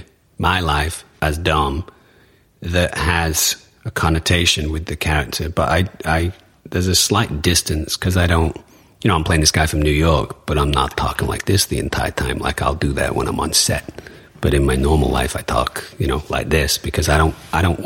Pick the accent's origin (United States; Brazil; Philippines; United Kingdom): United Kingdom; Manchester, North West England; moved away; I come from Manchester.